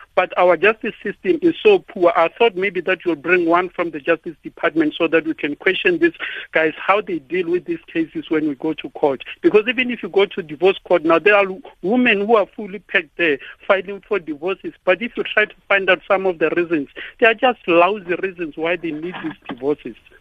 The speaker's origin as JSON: {"language": "English", "country": "South Africa", "lives_now": "Polokwane, South Africa", "said": "as South African men"}